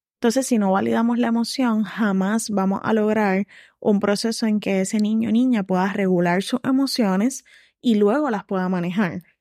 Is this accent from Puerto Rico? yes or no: yes; Puerto Rico; como personas puertorriqueñas